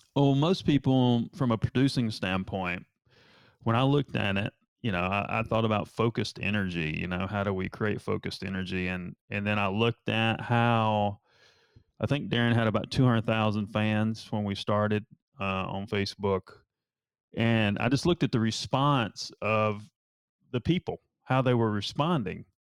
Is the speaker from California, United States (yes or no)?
no; Asheville, North Carolina, United States; now in Charleston, United States; I'm from North Carolina